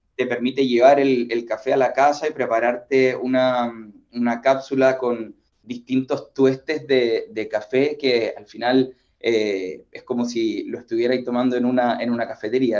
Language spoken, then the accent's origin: Spanish; Chile; nosotros, como chilenos